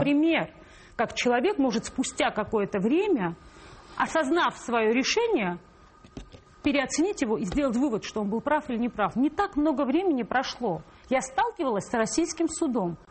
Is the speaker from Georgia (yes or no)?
yes; Tbilisi, Georgia; now in Moscow, Russia; я тбилисская грузинка